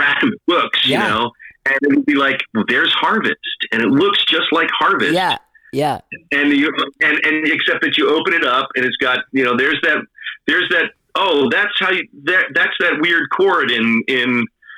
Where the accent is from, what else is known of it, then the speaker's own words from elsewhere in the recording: East Coast, United States; now in San Francisco, United States; I grew up on the East Coast